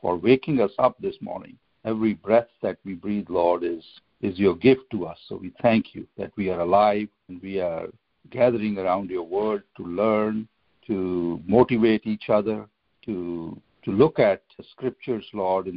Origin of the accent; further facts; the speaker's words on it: India; now in United States; When I was growing up in India and as a little kid, so our house was somewhere on the outskirts of the city